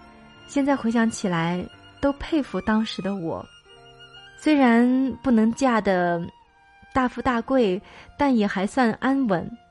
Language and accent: Chinese; Anhui, China; moved away as an adult; now in Datong, China; 我从老家安徽来到了我老公的所在地，也是我完全陌生的地方——山西大同。